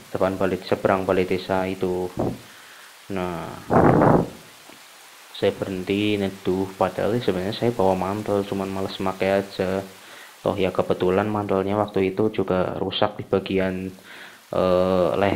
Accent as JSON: {"language": "Indonesian", "town": "Purwokerto", "region": "Central Java", "country": "Indonesia", "said": "dan saya dari Purwokerto"}